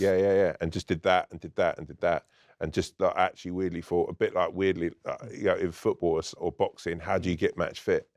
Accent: London, United Kingdom; also born or lived in Ireland (family)

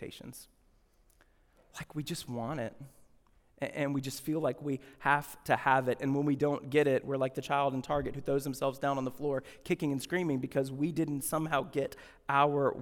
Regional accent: Deep South, United States; I grew up in the Deep South.

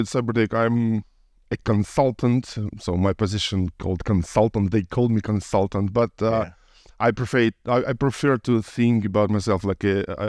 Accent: Ukraine; I was born in Soviet Union, so I'm a little bit old, but yeah, I lived in Ukraine

